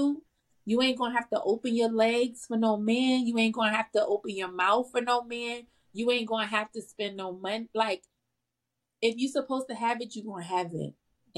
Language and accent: English; New York City, New York, United States; I'm from the Bronx and the Bronx is very different